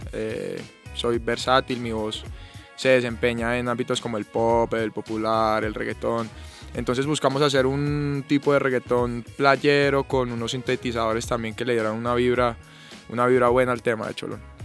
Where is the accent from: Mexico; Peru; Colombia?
Colombia; Huila; moved away as an adult; now in Bogotá, Colombia; soy del Huila, y bueno, desde los seis años estoy en el, tema de la música